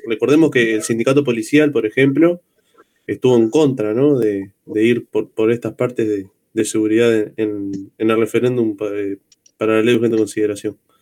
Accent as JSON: {"language": "Spanish", "town": "El Pinar", "region": "Canelones", "country": "Uruguay", "said": "soy del Pinar"}